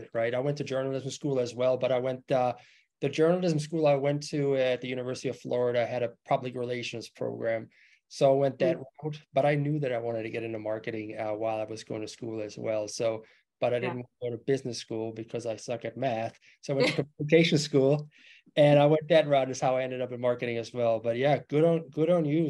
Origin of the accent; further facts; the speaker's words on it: Germany; moved away; I'm originally from Germany